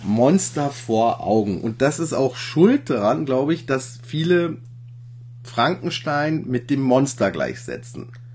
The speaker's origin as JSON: {"language": "German", "town": "Ingolstadt", "region": "Bavaria", "country": "Germany", "tie": "born or raised there", "said": "ich stamme ja aus Ingolstadt und ich wohne auch in Ingolstadt"}